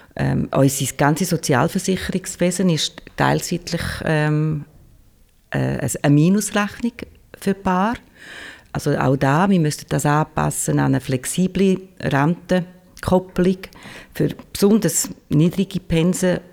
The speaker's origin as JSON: {"language": "German", "country": "Switzerland", "said": "im Kanton Schweiz, wo ich herkomme"}